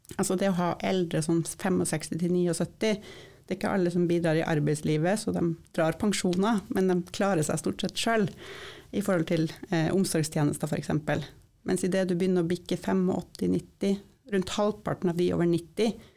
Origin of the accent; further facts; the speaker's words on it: Sør-Varanger Municipality, Finnmark, Norway; moved away as an adult; jeg er født og oppvokst i Sør-Varanger kommune